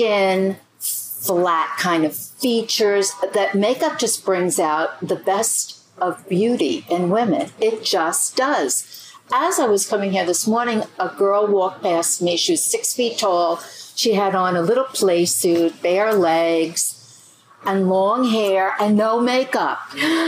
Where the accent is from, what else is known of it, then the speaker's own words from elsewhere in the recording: New York City, New York, United States; I grew up very close to New York City on Staten Island.